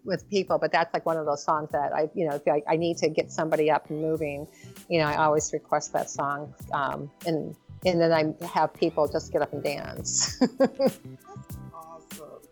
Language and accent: English; Detroit, Michigan, United States; I'm from Motown